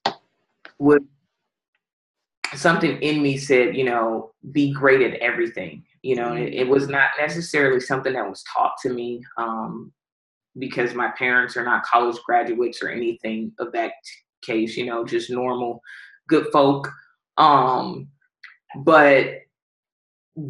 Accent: Los Angeles, California, United States; also born or lived in Palmdale, California / Texarkana; I'm from Pacoima, California, and I played my high school ball in Palmdale, California

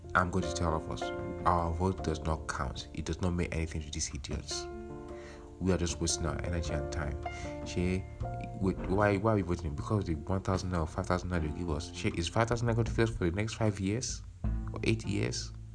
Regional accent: Nigeria; moved away; we don't like to mention where we are from Nigeria

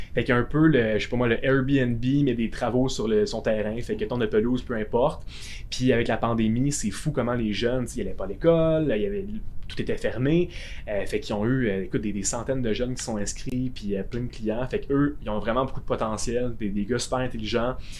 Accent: Gatineau, Quebec, Canada; je suis de Gatineau

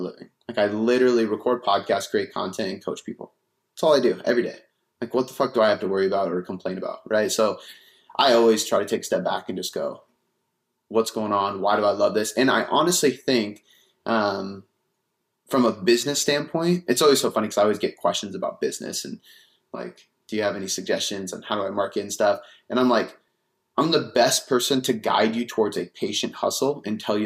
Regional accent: Seattle, Washington, United States; also born or lived in Bonney Lake, Washington; I grew up south of the city, and then I moved up to the city in high school

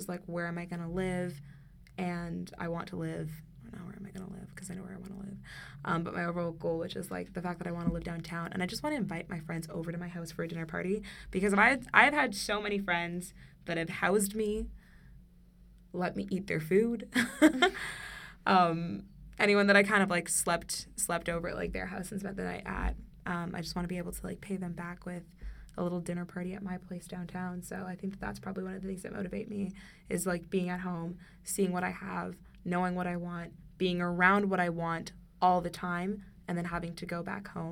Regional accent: Toronto, Ontario, Canada; I live in Scarborough, grew up in Scarborough, born and raised in Scarborough

